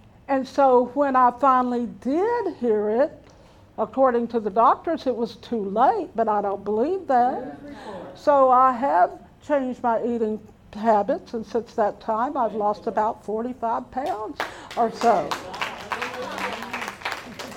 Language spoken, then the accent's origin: English; Pearland, Texas, United States; I was raised in Pearland for over 40 years